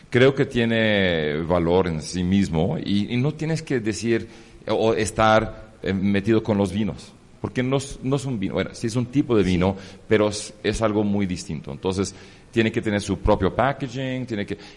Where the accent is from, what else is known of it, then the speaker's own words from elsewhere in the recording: Greece; Es que, soy griego. Y, es, griego. Y, los griegos, si no tienes un restaurante, no tienes respeto